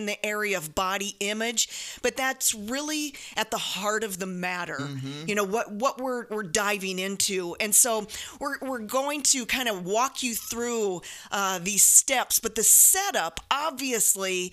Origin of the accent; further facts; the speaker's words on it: South Dakota, United States; Jody and I grew up in South Dakota, two meat and potatoes kinds of girls